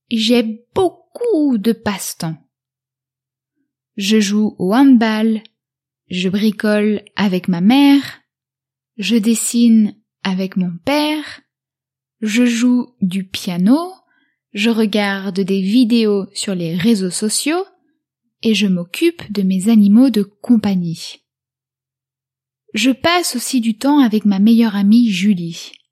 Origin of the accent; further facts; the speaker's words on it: France; J'ai 15 ans et je suis français. J'habite à La Rochelle avec mes parents et ma petite sœur.